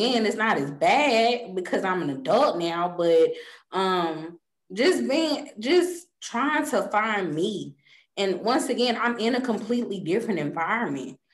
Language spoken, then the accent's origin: English; Mint Hill, North Carolina, United States; I came from Mint Hill Middle School